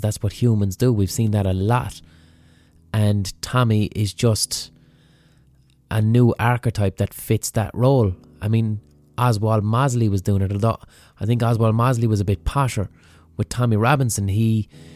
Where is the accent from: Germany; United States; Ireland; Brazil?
Ireland; as Irish people